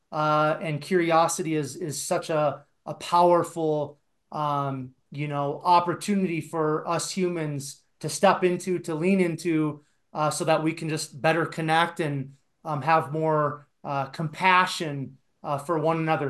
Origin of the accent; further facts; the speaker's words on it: Iowa, United States; now in Colorado, United States; I actually grew up in Iowa in a very small town